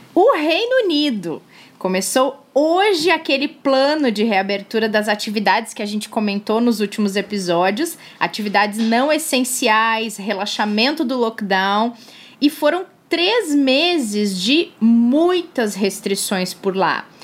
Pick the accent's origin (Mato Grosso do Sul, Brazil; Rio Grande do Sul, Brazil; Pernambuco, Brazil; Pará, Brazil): Rio Grande do Sul, Brazil; Capão da Canoa; moved away; Capão da Canoa a cidade gaúcha onde eu cresci, não necessariamente onde eu nasci, mas onde eu passei toda a minha infância, onde mora a minha família